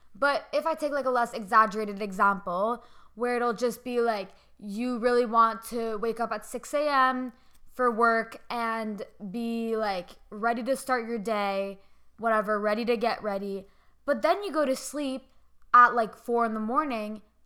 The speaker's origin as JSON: {"language": "English", "country": "Canada", "said": "I'm Canadian"}